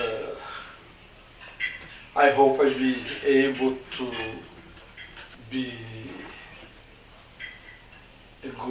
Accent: Brazil; now in Canada; I'm originally from Brazil

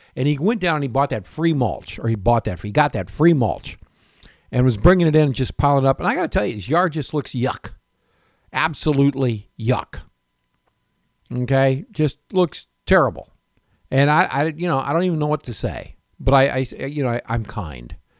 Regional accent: Florida, United States; also born or lived in Michigan / Tarpon Springs, Florida; growing up in Florida and also in Michigan, where we had apple orchards

